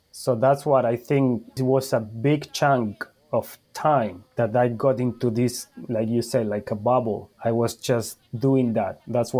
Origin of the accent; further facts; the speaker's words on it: Argentina; English is a second language; But then I grew up also in Argentina.